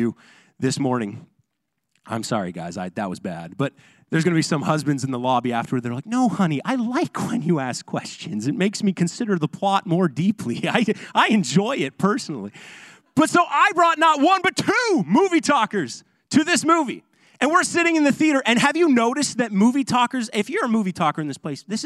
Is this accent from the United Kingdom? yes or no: no; Ontario, Canada; moved away; I'm from Ontario